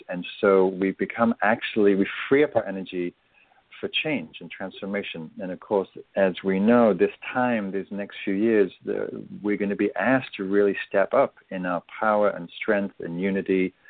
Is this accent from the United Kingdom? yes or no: yes; England, United Kingdom; I'm English